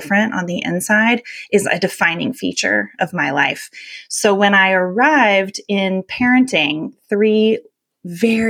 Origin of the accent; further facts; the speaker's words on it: North Carolina, United States; I was a sensitive kid growing up in North Carolina in the 80s